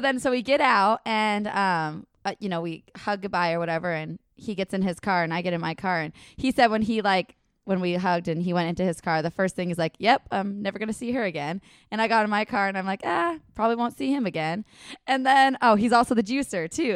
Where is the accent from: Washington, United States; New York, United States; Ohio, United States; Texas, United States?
Washington, United States; I'm from Washington